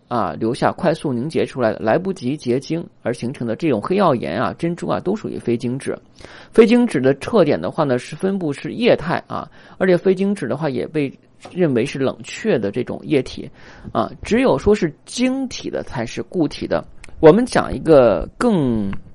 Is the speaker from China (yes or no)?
yes; China; 我们中国人的话呢，如果你要望往长套红色，也可以起到保护色